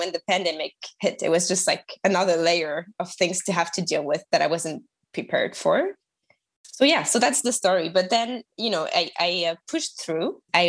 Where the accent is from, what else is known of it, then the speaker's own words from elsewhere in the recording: France; accent: French; English is a second language; moved away as an adult; also born or lived in Toronto, Canada; I am French, as you can tell by my accent, and I used to live in Canada, in Toronto, for a year and a half